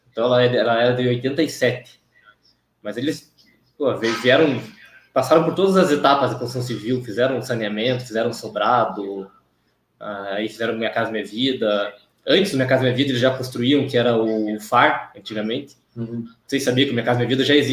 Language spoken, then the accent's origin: Portuguese; Curitiba, Paraná, Brazil; Sou de Curitiba, é, nascido aqui, criado aqui, nunca saí daqui.